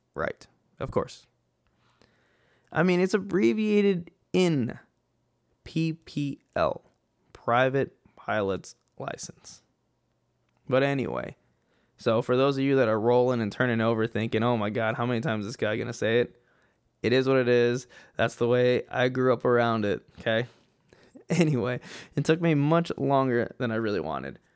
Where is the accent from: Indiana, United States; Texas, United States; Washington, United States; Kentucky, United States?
Texas, United States; El Paso; moved away as an adult; I was born in El Paso, Texas, West Texas, okay? And out there, I was born and raised